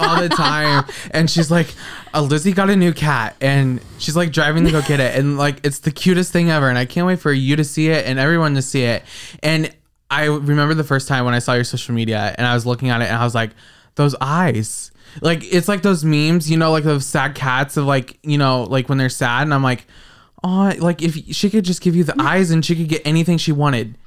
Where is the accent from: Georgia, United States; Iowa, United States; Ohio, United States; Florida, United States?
Iowa, United States; I'm from Iowa